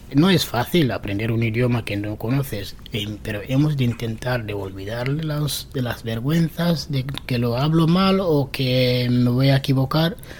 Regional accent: Morocco; first language Tarifit; Spanish is a second language; now in Spain; Yo soy marroquí yo vengo a España para cambiar eh, mi vida

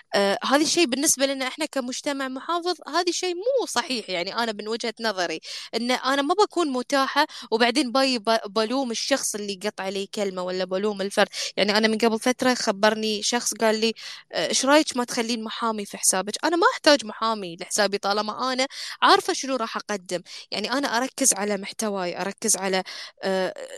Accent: Bahrain; احنا عندنا في البحرين

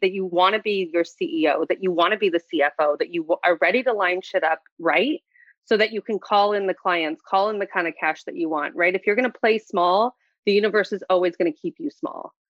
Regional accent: Santa Barbara, California, United States; I was born and raised in Santa Barbara

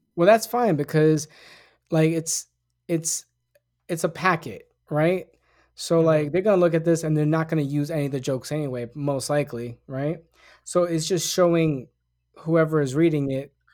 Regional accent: New York City, New York, United States; I grew up in the Bronx.

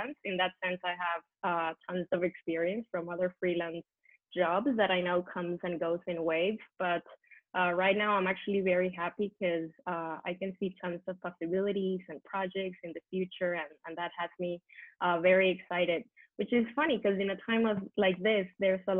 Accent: Venezuela; moved away as an adult; now in Barcelona, Spain; I'm from Venezuela, South America. I came to live actually in Barcelona in Spain, where I live now 12 years ago

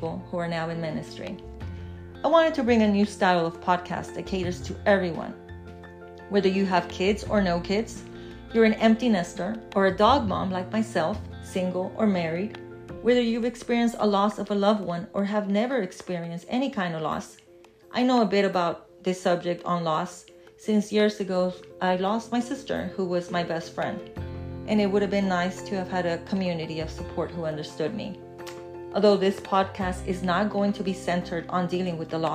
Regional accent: Texas, United States; also born or lived in Mexico / Charlotte, North Carolina; I was born in Mexico. I've lived in Texas since I was a child, so I consider Texas to be my home

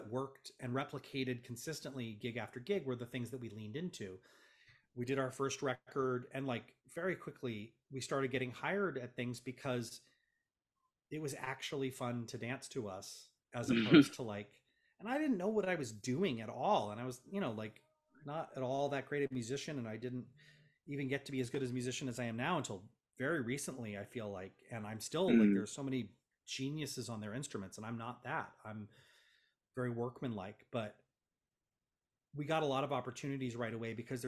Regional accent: Los Angeles, California, United States; as an Angeleno

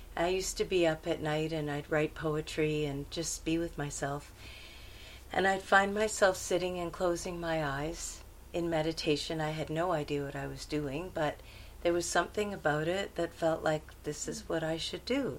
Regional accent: Montreal, Quebec, Canada; now in India; I was born in Montreal, uh, in Canada

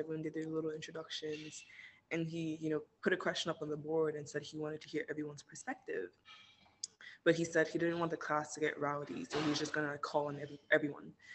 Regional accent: Nigeria; moved away as an adult; now in United States; I grew up in Nigeria. I was born here, um, and I only moved to the states for college like three and a half years ago.

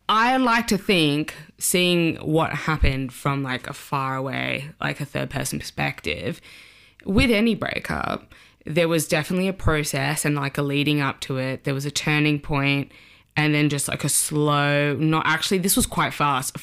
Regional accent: Sydney, New South Wales, Australia; moved away as an adult; now in London, United Kingdom; I'm from Sydney, Australia. Uh, I moved to London when I was twenty-five.

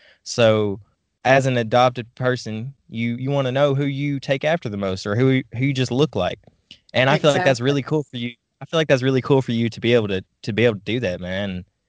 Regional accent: Ukraine; born there; So I have Russian blood, but I was born in Ukraine.

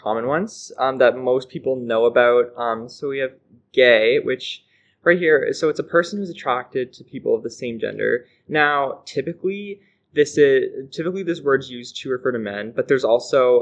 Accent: North Rustico, Prince Edward Island, Canada; I am a resident of North Rustico and PEI

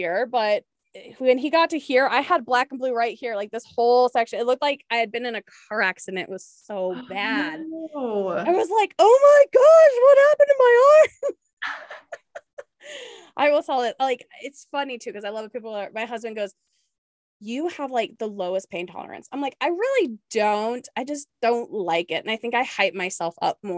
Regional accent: Spokane, Washington, United States; also born or lived in Whidbey Island, Washington; now in El Paso, United States; I'm from the Eastern side. Yeah. Washington, Spokane, right next to Idaho

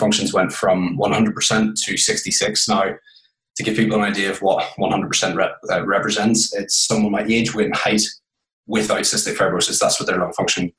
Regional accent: Belfast, Northern Ireland, United Kingdom; I'm from Belfast, Northern Ireland. It's probably where you're picking up the accent

